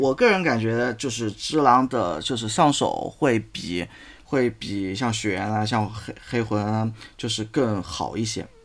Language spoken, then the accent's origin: Chinese; China; 我们作为中国人